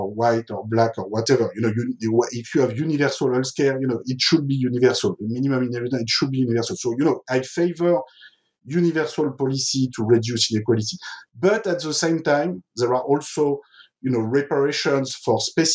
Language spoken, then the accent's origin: English; France; I grew up in France in the 1970s